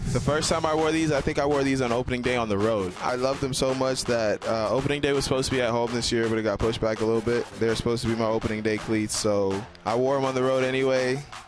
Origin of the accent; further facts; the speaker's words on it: Bahamas; I'm from the Bahamas